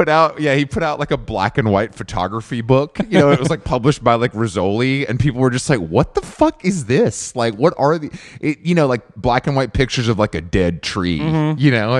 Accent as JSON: {"language": "English", "region": "Georgia", "country": "United States", "tie": "born or raised there", "said": "I grew up in Walmart country, and I remember when a Walmart superstore opened in Conyers, Georgia"}